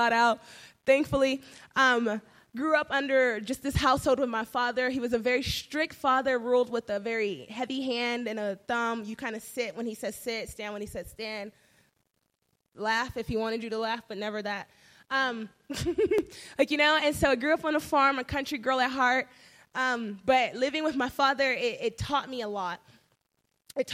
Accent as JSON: {"language": "English", "region": "California", "country": "United States", "said": "I'm from California"}